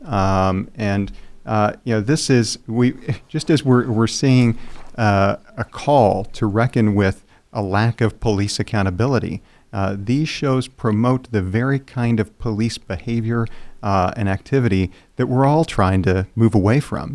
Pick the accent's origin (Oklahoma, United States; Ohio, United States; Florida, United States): Oklahoma, United States; Seminole County; I'm from Seminole County